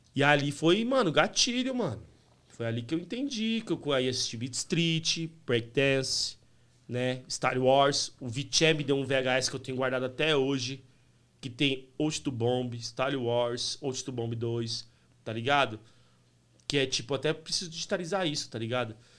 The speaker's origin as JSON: {"language": "Portuguese", "region": "São Paulo", "country": "Brazil", "tie": "born or raised there", "also_born_or_lived": "Santana, São Paulo / Águas de São Pedro", "said": "Eu nasci em Santana, mas em 83 a gente foi para Itaquera, Coab 2."}